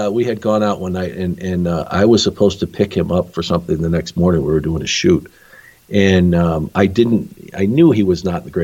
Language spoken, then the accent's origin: English; Arizona, United States; because I you know I think I grew up in Arizona and uh, you know uh, I was just exposed to so many different country western